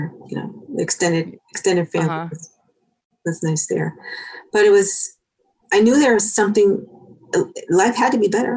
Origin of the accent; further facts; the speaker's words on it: New York City, New York, United States; moved away as an adult; also born or lived in Los Angeles; now in Aurora, United States; So I was born in Harlem. And in the projects in Harlem, and then we moved to the projects in the Bronx.